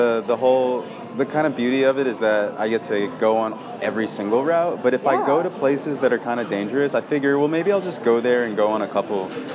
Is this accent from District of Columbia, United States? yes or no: yes; Washington, District of Columbia, United States; moved away as an adult; now in Austin, United States; I'm not from Austin. I'm from D.C. And I moved here over the summer